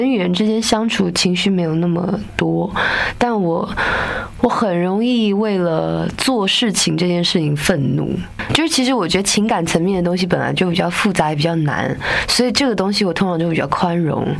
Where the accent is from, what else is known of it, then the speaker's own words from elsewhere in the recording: Taipei, Taiwan; 因为我是台北长大的小孩子嘛，在台湾的北部